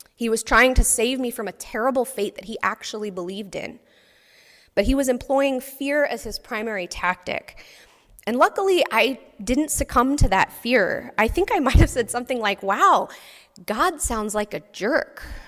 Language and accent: English; Texas, United States; I grew up in Texas